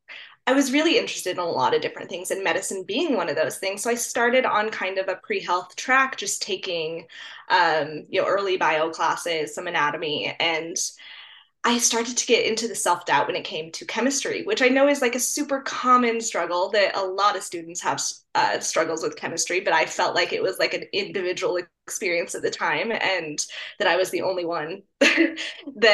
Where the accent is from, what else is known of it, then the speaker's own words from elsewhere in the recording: Colorado, United States; I'm from Colorado, and I kind of went to undergrad at CSU, which is just my state university here